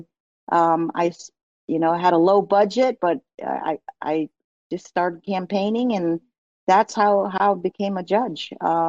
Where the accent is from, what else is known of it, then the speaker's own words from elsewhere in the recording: East Coast, United States; I also watched a lot of sports growing up in the East Coast.